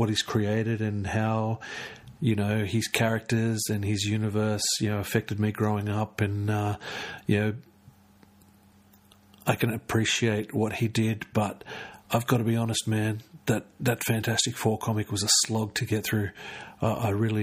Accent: Canberra, Australian Capital Territory, Australia; I'm from Canberra

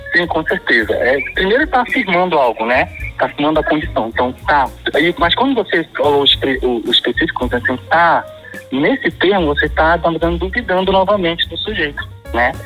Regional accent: Pará, Brazil; a minha identidade enquanto paraense

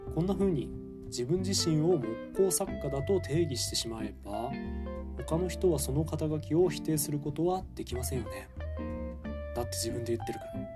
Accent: Fukushima, Japan; moved away as an adult; now in Takayama, Japan; 7月1日からは地元福島で頑張っていきたいと思います

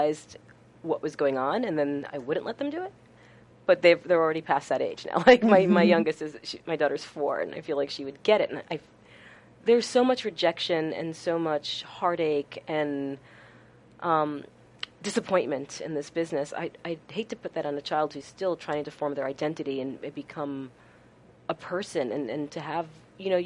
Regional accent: Westchester County, New York, United States; I grew up in Westchester County.

